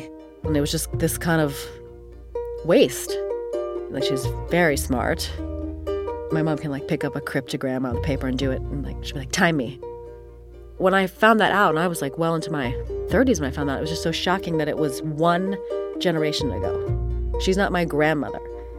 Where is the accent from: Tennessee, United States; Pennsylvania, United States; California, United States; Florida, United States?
Pennsylvania, United States; Philadelphia; I grew up in Philadelphia, which has all these historical sites, and I was very influenced by the bicentennial.